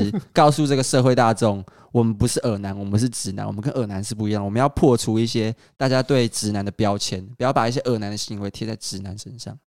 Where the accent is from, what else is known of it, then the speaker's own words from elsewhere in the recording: Kaohsiung, Taiwan; 然后高雄，如果你有兴趣的话，我是个高雄人，我希望大家可以多去高雄走走。